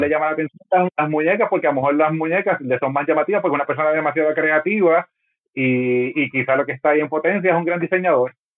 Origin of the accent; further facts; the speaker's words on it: Puerto Rico; ha sido como puertorriqueño